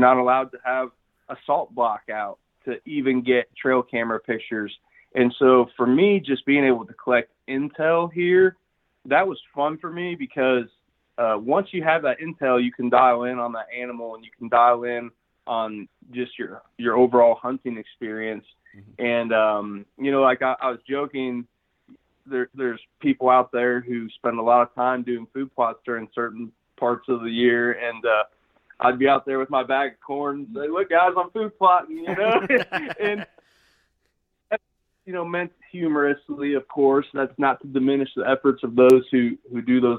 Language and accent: English; Illinois, United States; also born or lived in Pike County, Illinois; Yeah, I'm from Illinois originally, born and raised in the central part of the state. I lived actually for a while in Pike County, Illinois